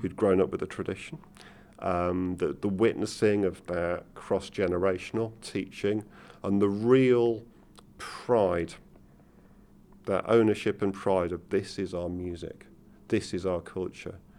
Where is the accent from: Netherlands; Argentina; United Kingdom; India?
United Kingdom; Manchester, North West England; also born or lived in Liverpool; I was born in Liverpool, but grew up in Manchester